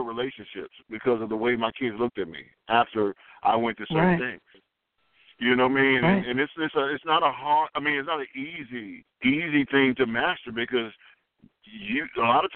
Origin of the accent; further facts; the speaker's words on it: Southeast, United States; I'm from the Southeast